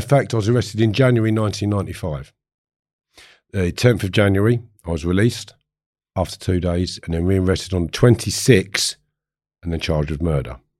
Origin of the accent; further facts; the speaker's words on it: Harefield, London, United Kingdom; I grew up in Harefield